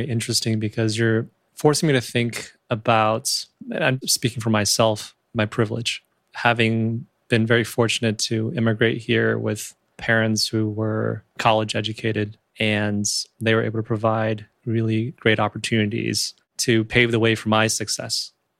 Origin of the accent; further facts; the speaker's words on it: Michigan, United States; moved away as an adult; now in Los Angeles, United States; even though I moved here when I was 7. And I grew up in Michigan, in white suburbia